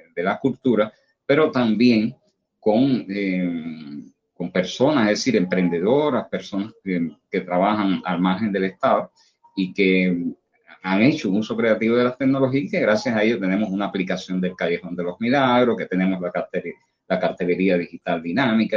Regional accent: Cuba

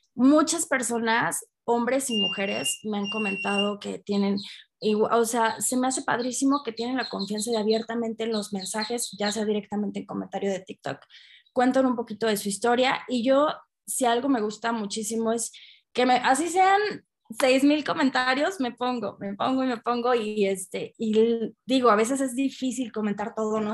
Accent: Aguascalientes, Mexico; de aquí de, de Aguascalientes, de donde yo soy de México

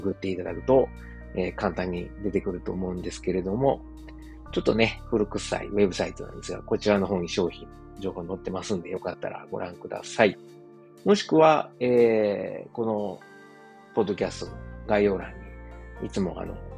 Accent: Osaka, Japan; moved away as an adult; now in Germany; 自分の実 家であるですね、駒川あずまや、はい、親父とおかんがやってる、えー、大阪駒川いうところ

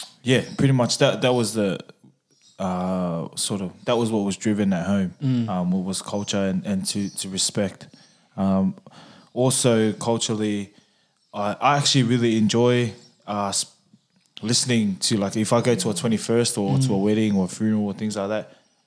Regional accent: Australia; I was brought up Samoan. I was brought up in the Samoan culture. My parents are first generation Samoan, so they were born in Samoa, and I'm second generation born in Australia.

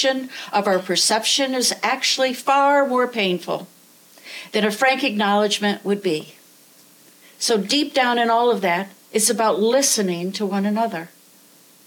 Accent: the Adirondacks, New York, United States; now in Vermont, United States; I grew up in the woods. I grew up in the Adirondacks, and now I live in the Green Mountains

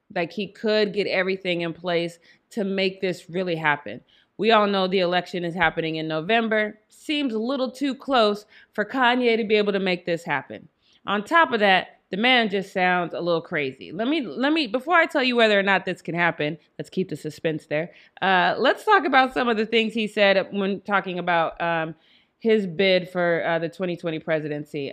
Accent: Denver, Colorado, United States; moved away; I am from Denver, Colorado

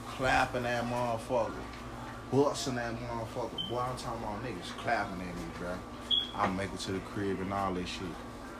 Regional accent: the South, United States; I'm like, bro, I'm from the South, bro. They're like, what? I'm like, nigga, I'm from the South, nigga.

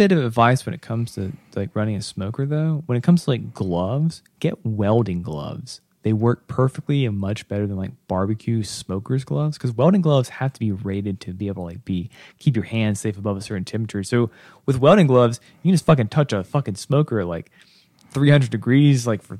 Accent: North Carolina, United States; I am still from the South. I am still from like Western North Carolina era.

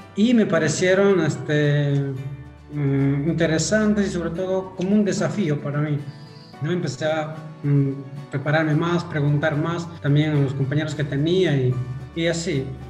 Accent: Yauli, Huancavelica, Peru; moved away as an adult; now in Pisco, Peru; Yo soy natural de Huancabelica. Eh, nací allá en un distrito Yauli. Crecí allá, estudié primaria, secundaria, también allá.

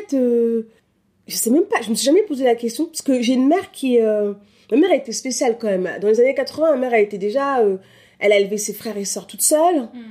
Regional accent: Paris, Île-de-France, France; born there; also born or lived in Cameroon; now in Lille, France; bah, je suis née à Paris, euh, j'ai vécu plusieurs années au Cameroun, plus de 10 ans.

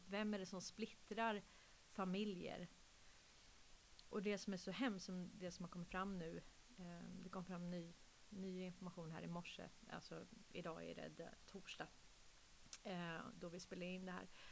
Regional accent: Sweden; nu är jag ju adopterad från Sverige

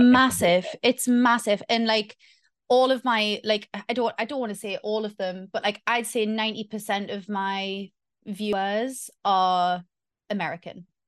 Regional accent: Newcastle upon Tyne, North East England, United Kingdom; moved away as an adult; now in Victoria, Australia; I am originally from Newcastle, Northeast England. I currently live in Australia

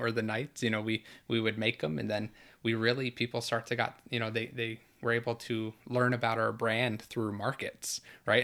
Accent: New York, United States; now in Orlando, United States; I was born and raised in New York

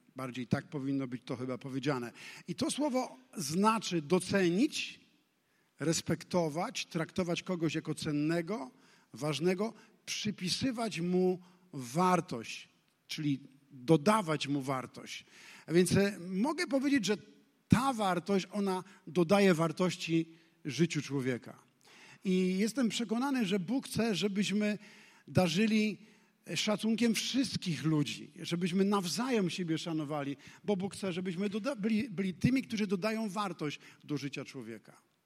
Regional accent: Poland; urodziliśmy się w Polsce

